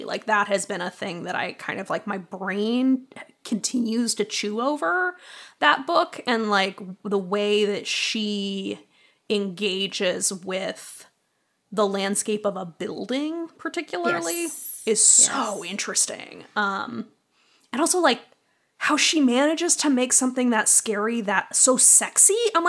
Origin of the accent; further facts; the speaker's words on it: East Coast, United States; now in Chicago, United States; I grew up on the East Coast and moving out to the Midwest, like moving to Chicago, the first time I experienced hail, I like dove under a table.